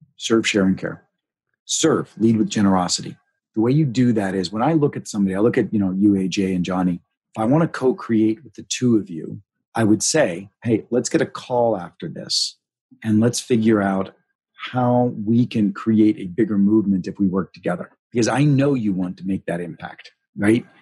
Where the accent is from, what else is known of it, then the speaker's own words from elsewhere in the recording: Pittsburgh, Pennsylvania, United States; moved away; I came from Pittsburgh, you know, my mom happened to be Methodist, my dad's family was Catholic, but very Roman Catholic sort of upbringing